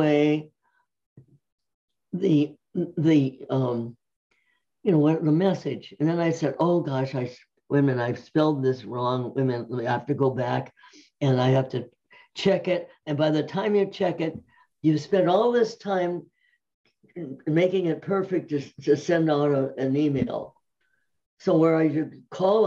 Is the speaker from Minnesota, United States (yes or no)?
yes; Minneapolis, Minnesota, United States; moved away as an adult; now in California, United States; I grew up in Minneapolis, Minnesota